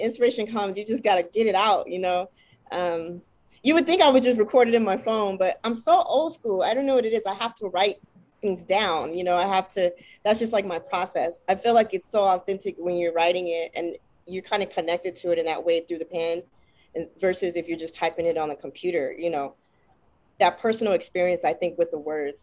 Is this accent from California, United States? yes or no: yes; Los Angeles, California, United States; growing up in South Central